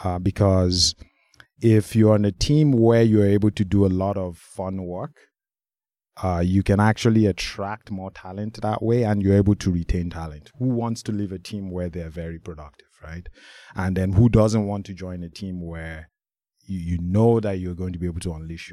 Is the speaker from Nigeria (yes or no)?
yes; Nigeria; I'm from Nigeria.